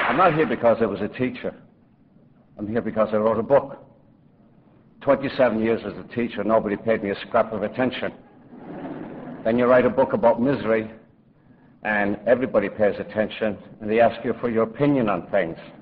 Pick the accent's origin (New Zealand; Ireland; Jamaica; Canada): Ireland; Limerick, Munster; now in New York, United States; growing up in a slum in Limerick